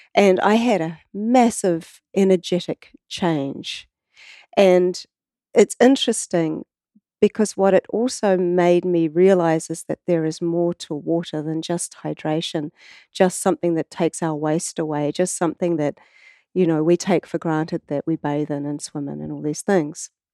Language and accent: English; New Zealand